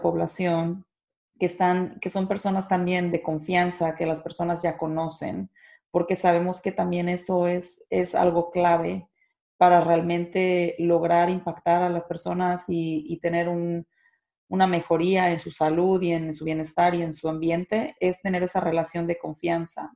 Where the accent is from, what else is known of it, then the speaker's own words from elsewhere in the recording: Mexico; las personas que somos de México